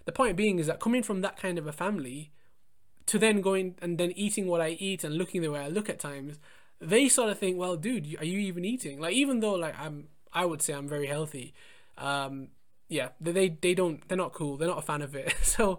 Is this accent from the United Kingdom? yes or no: yes; England, United Kingdom; I was born and brought up in England, but my parents were born in India.